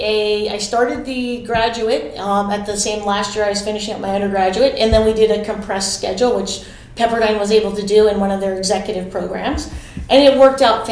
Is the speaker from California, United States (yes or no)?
yes; Los Angeles, California, United States; I'm actually born and raised in Los Angeles